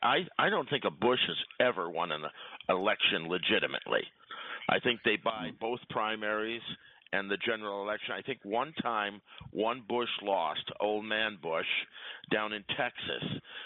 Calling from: Quebec, Canada; This is … from the South Shore of the St. Lawrence Seaway.

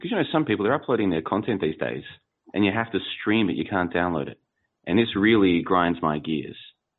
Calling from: Plovdiv, Plovdiv Province, Bulgaria; Well, I'm calling from Plovdiv, Bulgaria

